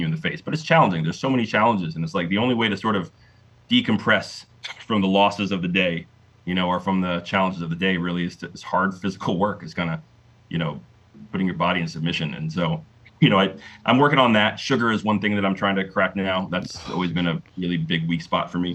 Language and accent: English; Delray Beach, Florida, United States; moved away as an adult; now in Kennesaw, Georgia, United States; growing up in South Florida